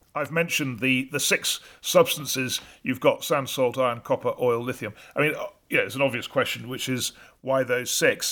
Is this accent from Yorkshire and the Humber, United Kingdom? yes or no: no; North Wales, United Kingdom; I come from North Wales